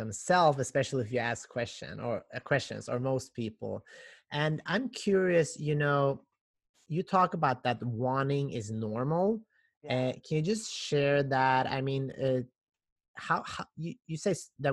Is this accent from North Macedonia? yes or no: yes; North Macedonia; moved away; I'm originally from Macedonia